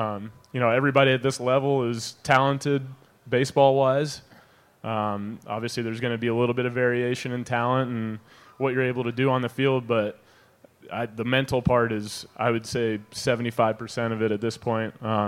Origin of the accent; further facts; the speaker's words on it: Atlanta, Georgia, United States; I grew up playing more third base, and I'm from Atlanta, so I grew up watching Chipper Jones a bunch.